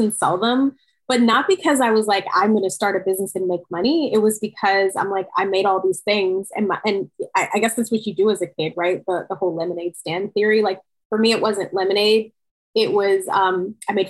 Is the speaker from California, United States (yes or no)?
no; Southfield, Michigan, United States; moved away as an adult; now in New York City, United States; I grew up in suburban Detroit in a little suburb called Southfield, Michigan